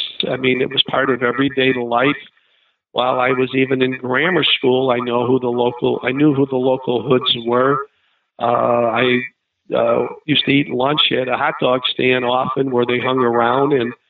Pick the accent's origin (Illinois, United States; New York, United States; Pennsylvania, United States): Illinois, United States; Chicago; Well, I grew up in Chicago. I grew up in an Italian neighborhood that had gangsters. I was a career Chicago police officer